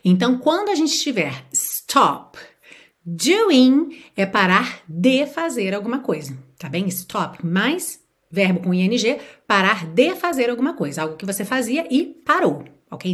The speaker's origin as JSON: {"language": "Portuguese", "region": "Rio de Janeiro", "country": "Brazil", "tie": "born or raised there", "said": "eu nasci e fui criada no Rio de Janeiro"}